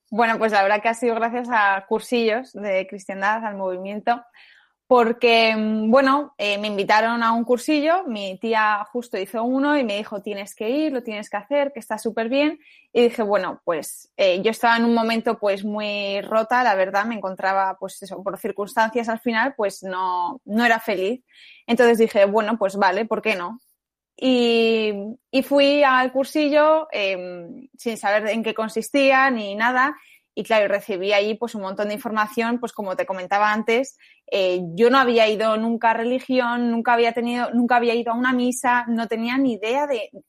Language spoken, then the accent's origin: Spanish; Las Rozas, Community of Madrid, Spain; pues yo eh … tengo 23 años y soy de Las Rozas